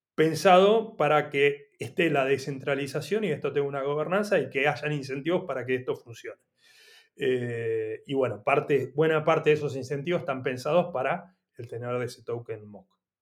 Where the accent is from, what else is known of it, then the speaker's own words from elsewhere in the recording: Argentina; yo soy argentino